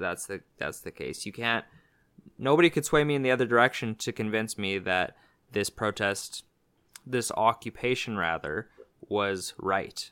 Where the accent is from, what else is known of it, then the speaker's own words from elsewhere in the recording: Canada; being Canadian, uh, for me was a sense of pride